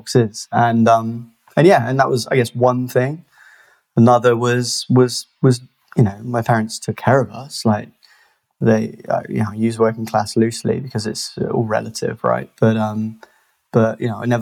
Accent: Bristol, South West England, United Kingdom; also born or lived in South Gloucestershire; I'm from Bristol, born and raised, still live here

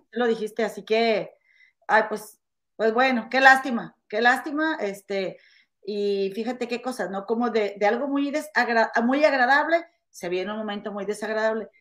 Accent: Monterrey, Nuevo León, Mexico; now in Chicago, United States; en mi rancho en Monterrey o en la casa de mi mamá

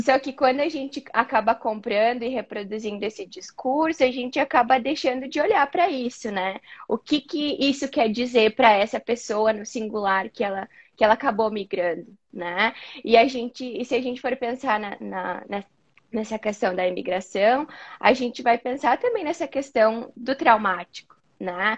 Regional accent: Caxias do Sul, Rio Grande do Sul, Brazil; moved away as an adult; now in United States; eu sou natural de Caxias do Sul, no Rio Grande do Sul, e acabei me mudando aqui para os Estados Unidos há mais ou menos dois anos e meio

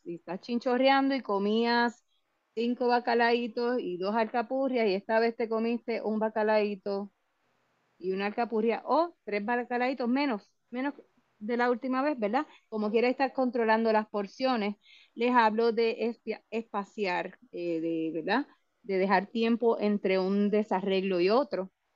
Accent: Puerto Rico; nosotros, y me incluyo como puertorriqueños

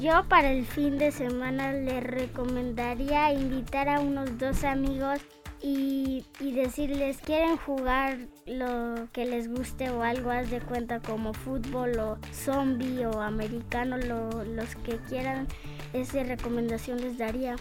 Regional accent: Querétaro, Mexico; soy de Querétaro

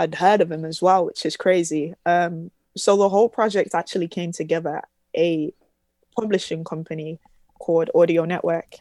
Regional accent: Birmingham, West Midlands, United Kingdom; born or raised there

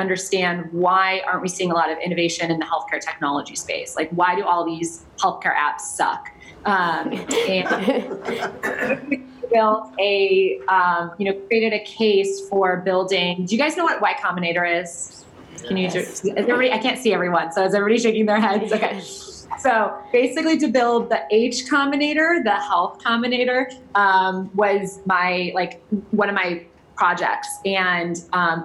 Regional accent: Cleveland, Ohio, United States; moved away as an adult; also born or lived in San Francisco; I'm from Cleveland originally, so when I graduated, I just wanted to get as far away as possible

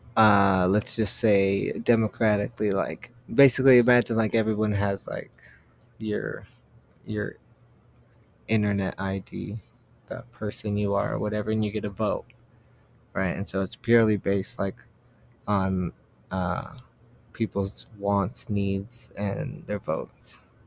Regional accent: United States; I'm from America

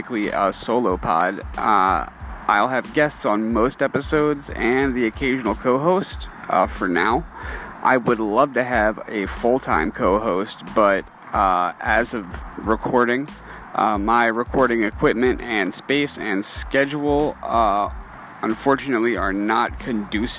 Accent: New Orleans, Louisiana, United States; I was born and raised in New Orleans, Louisiana, to immigrant parents

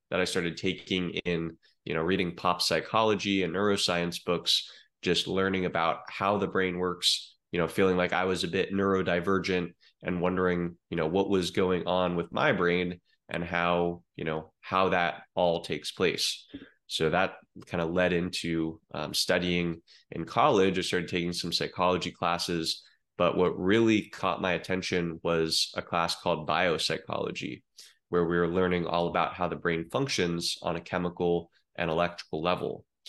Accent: Eugene, Oregon, United States; moved away as an adult; now in Miami, United States; I grew up in Eugene, Oregon, uh, Tracktown, USA

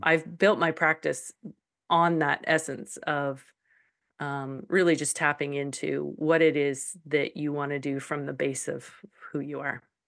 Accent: Calgary, Alberta, Canada; moved away as an adult; now in Saskatchewan, Canada; I was born in Calgary. I've lived in Alberta all my life.

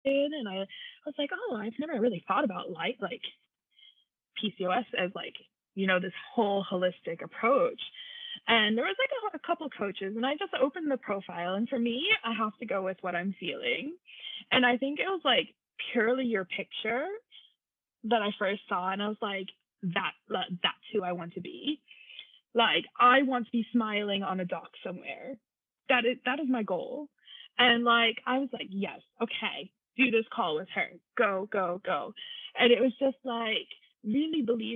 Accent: United States; now in Germany; I'm an American, but I live in Germany with my husband and two kids.

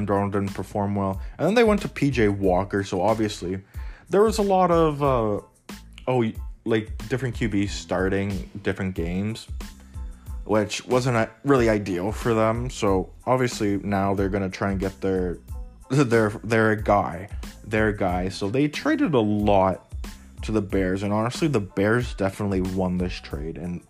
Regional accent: Canada; I'm Canadian too

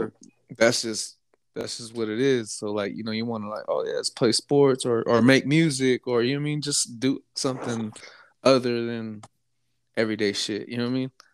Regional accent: Lake County, California, United States; also born or lived in Bay Area, California; I'm from Lake County.

